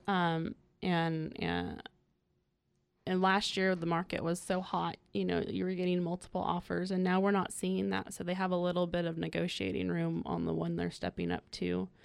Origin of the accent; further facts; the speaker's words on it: Willits, California, United States; moved away as an adult; also born or lived in San Luis Obispo, California; now in North County, California, United States; I'm originally from Northern California. I came down from, um, the small town of Willits in Mendocino County